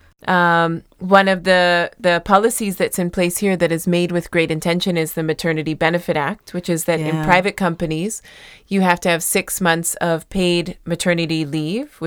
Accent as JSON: {"language": "English", "country": "United States", "tie": "born or raised there", "moved": "yes", "said": "where I grew up in the States"}